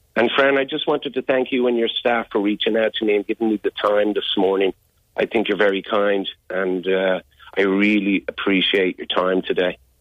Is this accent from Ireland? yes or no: yes; Dublin, Leinster, Ireland; moved away as an adult; also born or lived in Chicago, United States / England; I was born in Chicago, but I was raised in Dublin. I only lived in Chicago for a month